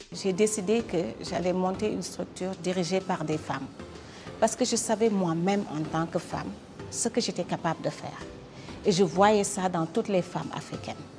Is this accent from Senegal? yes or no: yes; Dakar, Senegal; moved away as an adult; also born or lived in New York, United States / Washington, United States; Je suis sénégalaise, je suis née, j'ai grandi à Dakar.